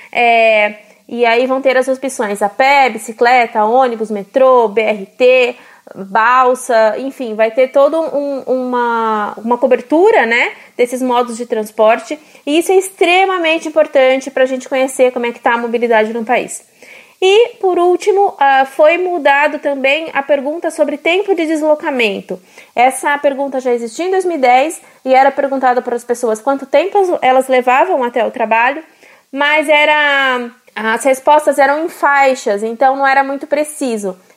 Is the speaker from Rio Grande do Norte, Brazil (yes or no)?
yes; Mossoró, Rio Grande do Norte, Brazil; Eu sou de Mossoró, no Rio Grande do Norte, e alguns dias eu vou de carro para o meu trabalho